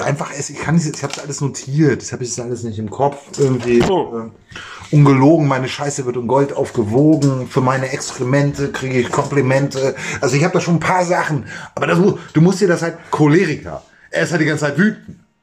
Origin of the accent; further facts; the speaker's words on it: Germany; als Deutscher